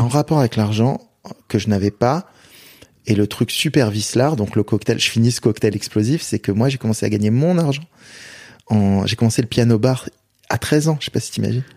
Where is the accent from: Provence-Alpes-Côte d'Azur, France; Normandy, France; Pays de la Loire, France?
Provence-Alpes-Côte d'Azur, France; Marseille; je viens de Marseille